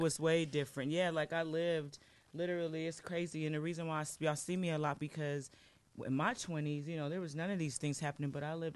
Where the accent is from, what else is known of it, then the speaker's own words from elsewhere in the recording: Los Angeles, California, United States; now in Portland, United States; I was born in Los Angeles, California